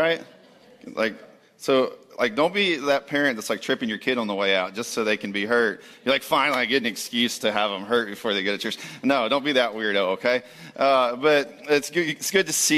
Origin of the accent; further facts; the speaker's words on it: Jacksonville, Florida, United States; moved away as an adult; also born or lived in Texas / Dallas; now in Palm Coast, United States; born and raised in Jacksonville